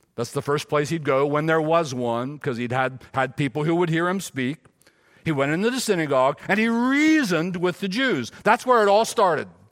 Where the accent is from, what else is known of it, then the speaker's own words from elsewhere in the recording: Silver Run, Maryland, United States; also born or lived in Gettysburg, Pennsylvania; I was born in Gettysburg, but raised in Silver Run, Maryland